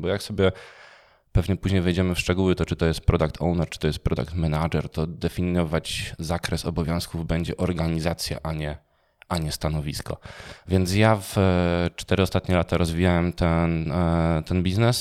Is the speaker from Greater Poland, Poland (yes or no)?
no; Częstochowa, Silesian Voivodeship, Poland; ja jestem z Częstochowy